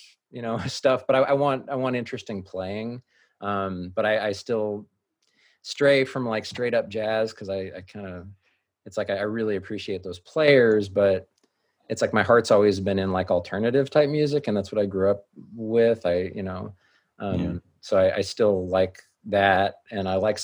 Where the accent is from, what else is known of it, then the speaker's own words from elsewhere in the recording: Fremont, California, United States; also born or lived in Hayward, California; I grew up in Hayward and Fremont.